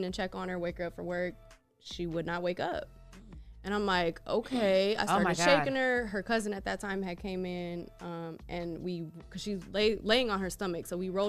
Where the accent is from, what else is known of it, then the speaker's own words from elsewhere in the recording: Cincinnati, Ohio, United States; hey, well, that's funny because I'm from Cincinnati, so when I got up here, like, people were like, oh, you're Damo's wife.